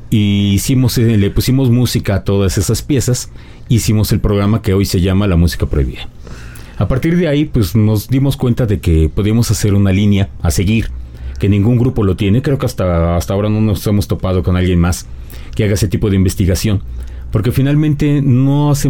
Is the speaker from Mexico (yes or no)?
yes; Mexico; now in Mexico City, Mexico